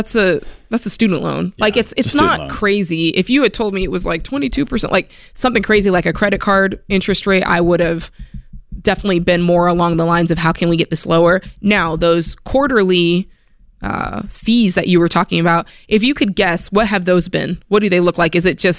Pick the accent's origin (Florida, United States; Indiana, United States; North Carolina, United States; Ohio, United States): Florida, United States; I had some friends come see me that you guys know I'm from South Florida. And so I miss my friends.